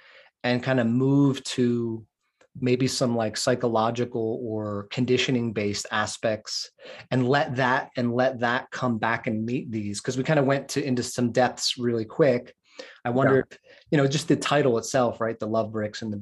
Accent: Philadelphia, Pennsylvania, United States; I grew up outside of West Philadelphia

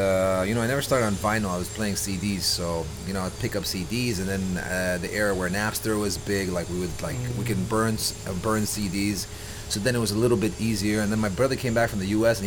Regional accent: Dubai, United Arab Emirates; born and raised Dubai. I'm from Dubai

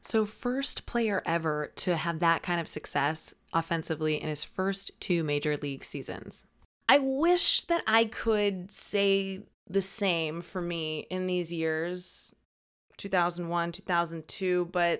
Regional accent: Midwest, United States; I went to the beach and the ocean for the first time because, you know, I grew up landlocked here in the Midwest.

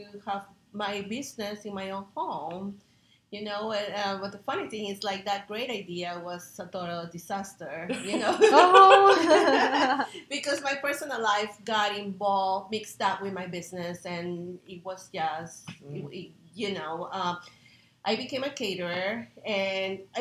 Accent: Peru; now in United States; I'm from Peru, and I'm a chef here in the United States

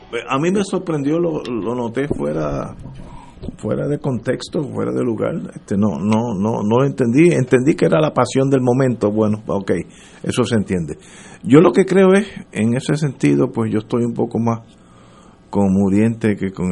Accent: Puerto Rico

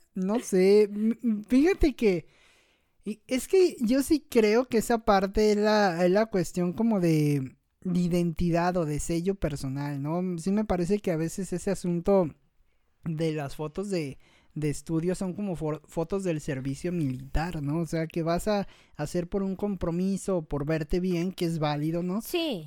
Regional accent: Mexico; lo que nos representa como mexicanos

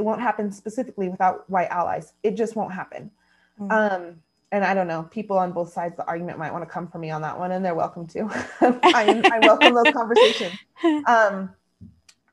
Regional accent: United States

